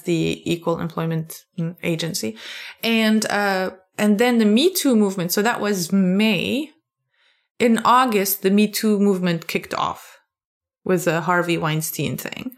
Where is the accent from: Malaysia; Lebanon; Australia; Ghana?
Lebanon; moved away as an adult; now in Maryland, United States; I grew up in Lebanon